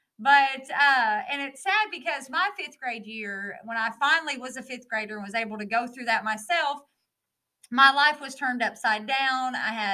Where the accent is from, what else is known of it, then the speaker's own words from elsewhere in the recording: Norwood, Ohio, United States; When I grew up in Norwood, Ohio, I was at a school named Norwood View from kindergarten up through fifth grade.